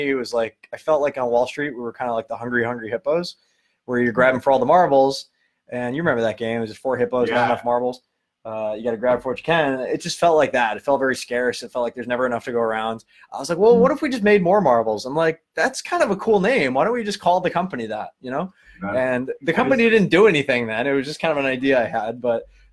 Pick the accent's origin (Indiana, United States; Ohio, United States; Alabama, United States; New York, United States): New York, United States; Long Island; accent: Long Island; now in California, United States; I'm a kid from Long Island. You can tell by the accent. I live in California now